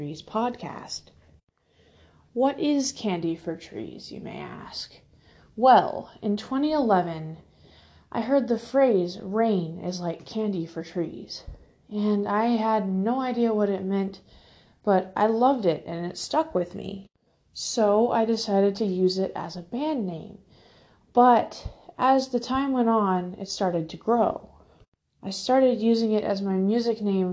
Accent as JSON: {"language": "English", "town": "Fort Worth", "region": "Texas", "country": "United States", "moved": "yes", "lives_now": "Alaska, United States", "said": "I am originally from Fort Worth, Texas, but I live in Alaska now."}